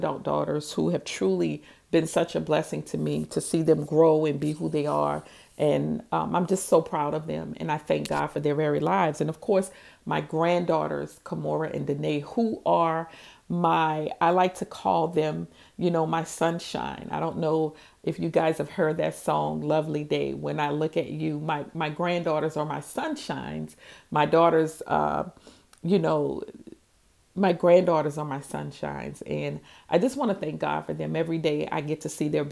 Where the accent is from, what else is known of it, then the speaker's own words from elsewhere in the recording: New Orleans, Louisiana, United States; also born or lived in Houston, Texas; I'm from New Orleans